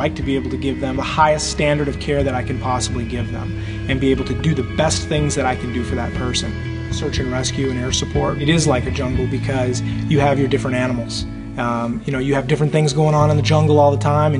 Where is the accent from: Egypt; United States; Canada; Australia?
United States; Las Vegas, Nevada; I was born and raised in Las Vegas